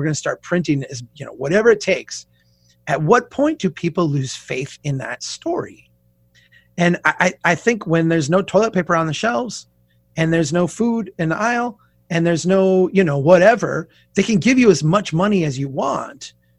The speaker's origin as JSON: {"language": "English", "region": "Minnesota", "country": "United States", "said": "We don't swear on my podcast, but I'm a Minnesotan."}